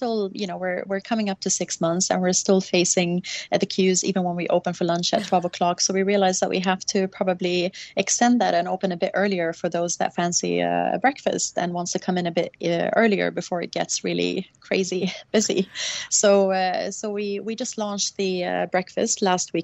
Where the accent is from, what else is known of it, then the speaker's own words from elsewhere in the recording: Sweden; also born or lived in Norway; now in Dubai, United Arab Emirates; I grew up in Sweden